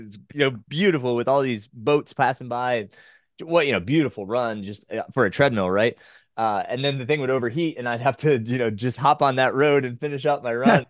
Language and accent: English; Orange County, New York, United States; my hometown, which was in Orange County, New York